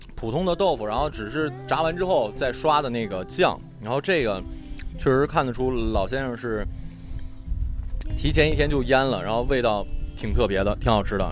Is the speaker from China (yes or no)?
yes; Northeast China, China; now in Shanghai, China; 我是东北人，然后现在在上海工作